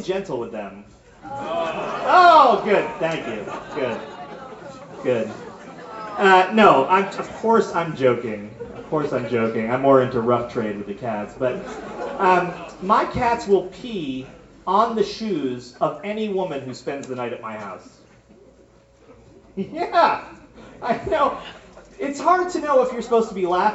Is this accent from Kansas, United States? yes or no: no; Berkshire County, Massachusetts, United States; moved away as an adult; also born or lived in upstate New York / Tucson, Arizona; I grew up in Massachusetts and upstate New York.